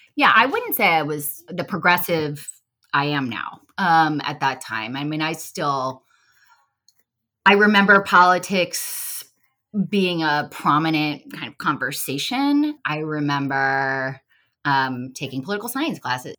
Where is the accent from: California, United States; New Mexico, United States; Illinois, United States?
California, United States; Los Angeles; moved away as an adult; also born or lived in Boulder, Colorado; now in Washington, D.C., United States; I grew up in Los Angeles, California. I've been in D C, though, for, uh, many years